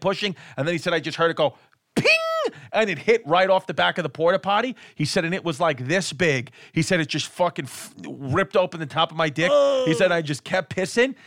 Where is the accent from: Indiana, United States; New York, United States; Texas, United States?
New York, United States; New York City; I'm from Queens. I, I was born in Queens